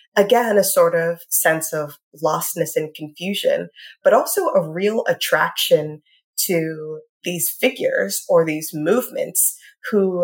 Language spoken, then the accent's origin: English; Richmond, Virginia, United States; I grew up in Richmond, Virginia